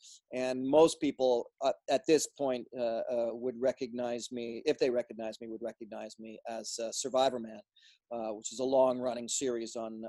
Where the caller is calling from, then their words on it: Oregon, United States; Well, right now I'm in Southern Oregon, just sort of north of the California border